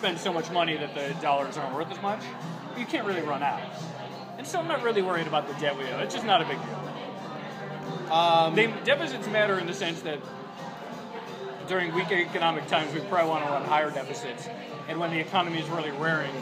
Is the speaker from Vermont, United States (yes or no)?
yes; Brattleboro, Vermont, United States; moved away; I grew up in Brattleboro